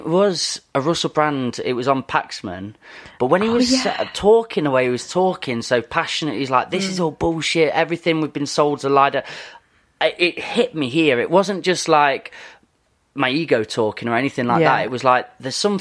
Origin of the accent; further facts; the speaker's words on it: Ripley, United Kingdom; I'm from Ripley